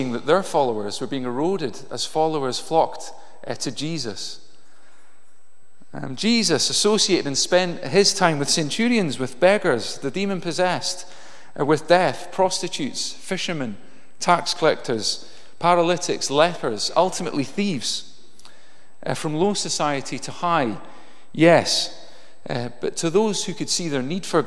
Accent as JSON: {"language": "English", "town": "Inverness", "region": "Scotland", "country": "United Kingdom", "tie": "born or raised there", "said": "I grew up in Inverness"}